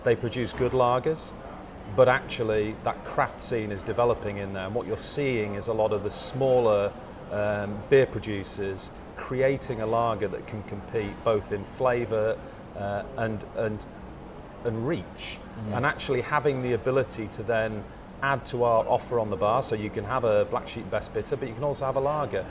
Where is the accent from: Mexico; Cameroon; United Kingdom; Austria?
United Kingdom; Yorkshire and the Humber; I'm kind of born and raised in Yorkshire